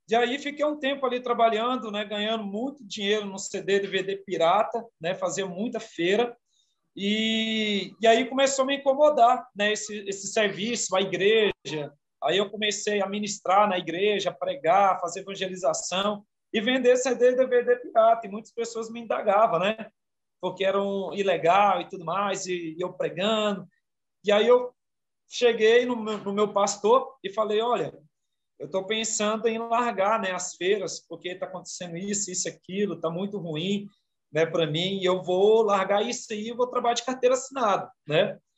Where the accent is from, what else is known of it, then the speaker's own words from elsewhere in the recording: Goiânia, Goiás, Brazil; also born or lived in Imperatriz, Maranhão; Eu sou de naturalidade do Maranhão, sou maranhense, nasci em Imperatriz do Maranhão. Vim para cá, para Goiânia, muito novo, minha mãe.